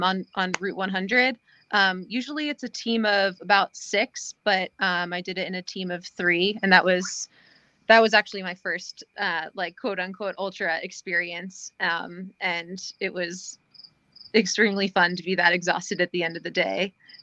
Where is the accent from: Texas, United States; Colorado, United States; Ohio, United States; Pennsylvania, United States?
Pennsylvania, United States; moved away as an adult; also born or lived in California; now in New Hampshire, United States; So I grew up in Pennsylvania, and went to school there. But I came up to New Hampshire in 2013, and have been there ever since, except for a year out in California.